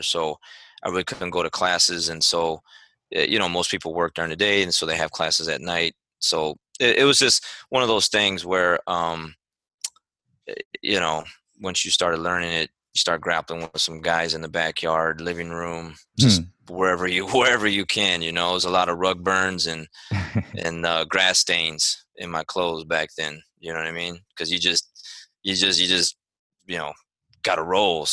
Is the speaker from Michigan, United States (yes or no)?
yes; Saginaw, Michigan, United States; now in Arlington, United States; originally from and born and raised in Saginaw, Michigan